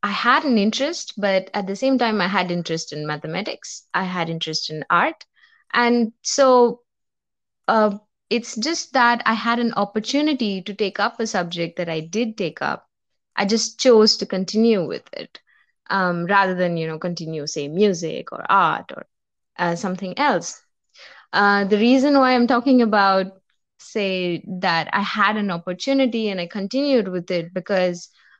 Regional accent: India; I'm from India.

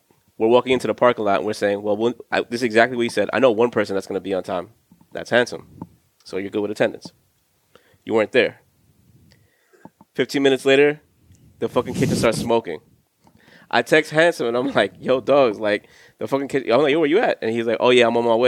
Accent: New York, United States; also born or lived in Florida; I was born in New York. I moved to Florida for 4 years. I want to say for 7 years

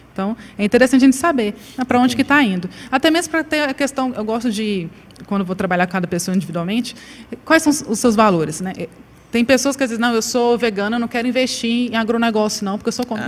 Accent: Paraíba, Brazil; Eu sou paraibana

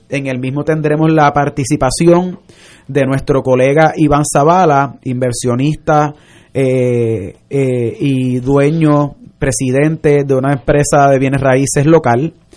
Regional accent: Puerto Rico; como puertorriqueños somos sangre caliente

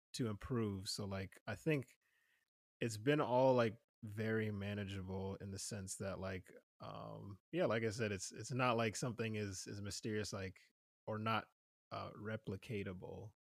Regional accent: New Jersey, United States; moved away; I'm originally from New Jersey

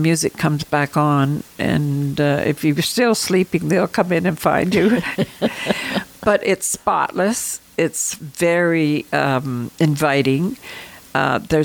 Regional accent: Canada; I'm Canadian

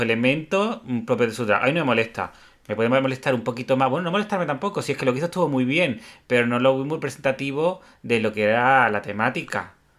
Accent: Spain; como tópico español, el toreo es un tópico nuestro también

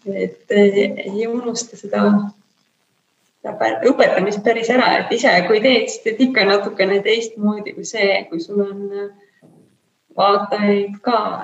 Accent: Kehtna, Rapla County, Estonia; moved away; also born or lived in Saku / Tallinn; ma olen kogu aeg nagu üles kasvanud lapsepõlves, ma elasin väikeses kohas nimega Kehtna

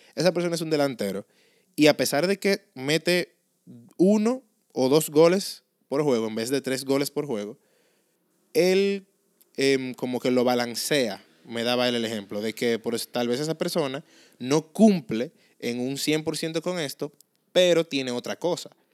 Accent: Dominican Republic; accent: Dominican; ese vernáculo de nosotros los dominicanos

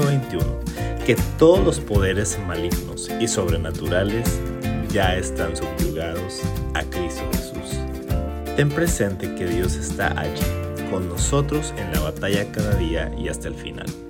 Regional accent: Chihuahua, Mexico; Durante mi infancia y adolescencia, yo viví y crecí en un hermoso pueblo en Chihuahua

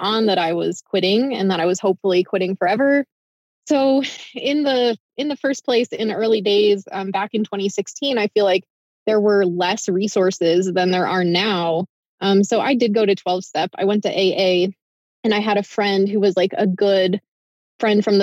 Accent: Midwest, United States; moved away; also born or lived in Iowa / Ohio; So I grew up in the Midwest, in Iowa and Ohio mostly

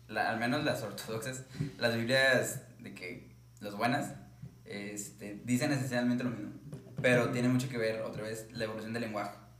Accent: Mexico; yo tengo como mexicano del siglo

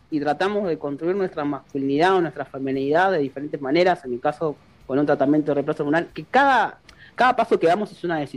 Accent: Córdoba, Argentina; yo soy de Córdoba

